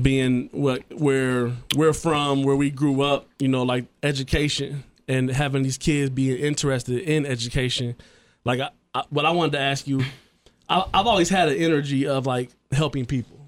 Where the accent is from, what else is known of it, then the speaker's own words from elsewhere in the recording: Trotwood, Ohio, United States; I grew up in Troutwood